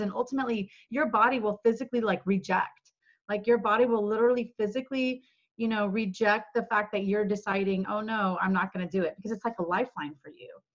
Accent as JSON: {"language": "English", "town": "Dallas", "region": "Texas", "country": "United States", "tie": "born or raised there", "also_born_or_lived": "Los Angeles", "said": "I actually moved from LA to Dallas, which is my hometown"}